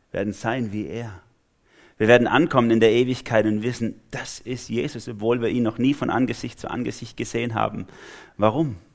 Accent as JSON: {"language": "German", "region": "Swabia", "country": "Germany", "said": "Also ich bin Schwabe, falls ihr es noch nicht gemerkt habt."}